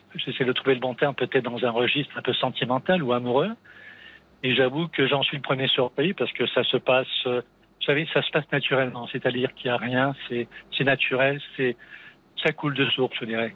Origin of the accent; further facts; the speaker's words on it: Metz area, eastern France, Grand Est, France; also born or lived in Montpellier; je suis de l'Est, du côté de la région Messine, pour situer